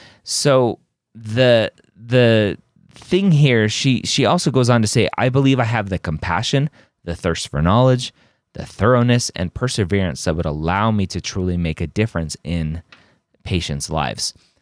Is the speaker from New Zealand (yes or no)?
no; Deep South, United States; For context, I'm a female from the Deep South with a love of learning, an introverted personality, and a lower middle class family.